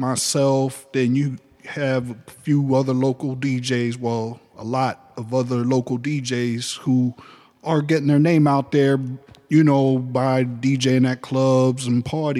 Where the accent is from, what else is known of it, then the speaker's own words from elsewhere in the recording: New York City, New York, United States; now in Ohio, United States; I'm from New York City. Okay, what part? Oh, Manhattan. What? Uptown, okay. Washington Heights.